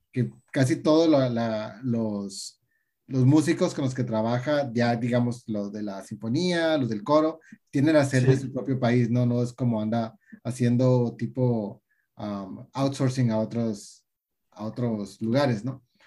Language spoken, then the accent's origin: Spanish; Tijuana, Baja California, Mexico; soy de Tijuana